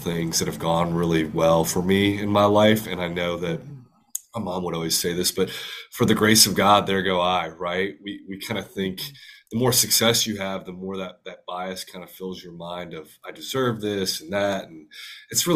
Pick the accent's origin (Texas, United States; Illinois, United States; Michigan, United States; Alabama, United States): Texas, United States; Huntsville; I grew up in Huntsville, Texas